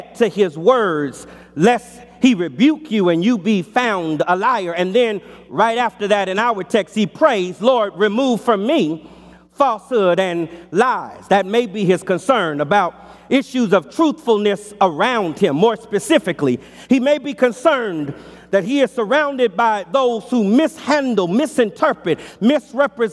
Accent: Los Angeles, California, United States; As a boy growing up in Los Angeles in our childhood home

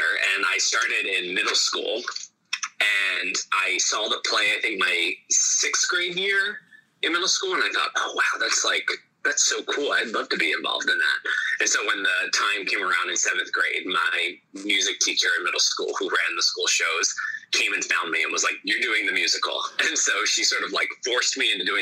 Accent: Philadelphia, Pennsylvania, United States; moved away as an adult; now in New York City, United States; I'm originally from Philadelphia, Pennsylvania, but I went to college in New York at Wagner College

